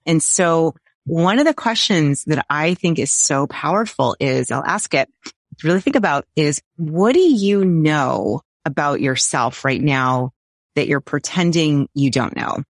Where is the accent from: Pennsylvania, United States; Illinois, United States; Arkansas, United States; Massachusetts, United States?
Massachusetts, United States; Boston; I grew up in the Boston area around every university known to humankind